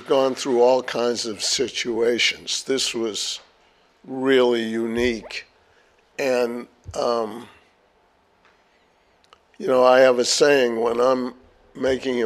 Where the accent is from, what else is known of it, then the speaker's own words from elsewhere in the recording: Boston area, Massachusetts, United States; my hometown